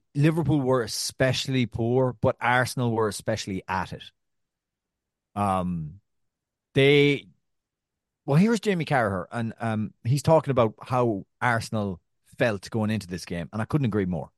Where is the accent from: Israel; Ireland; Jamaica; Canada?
Ireland; also born or lived in New York; now in Brooklyn, United States; I'm Irish